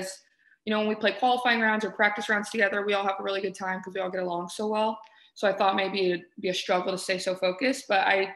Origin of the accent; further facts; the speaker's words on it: Houston, Texas, United States; moved away as an adult; now in Arizona, United States; I'm from Houston